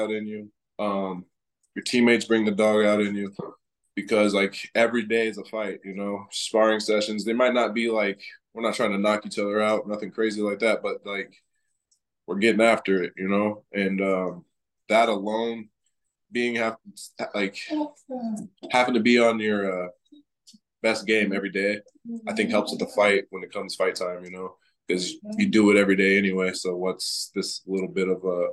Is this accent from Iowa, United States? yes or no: yes; Iowa, United States; moved away as an adult; now in Florida, United States; I was born in Iowa, raised in Iowa. I moved to Florida 3 years ago, but my whole life I was in Iowa